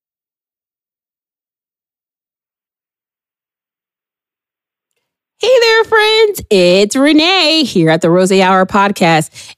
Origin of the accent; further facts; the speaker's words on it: Chicago, Illinois, United States; moved away; we're not Canadian. We're just Chicagoans.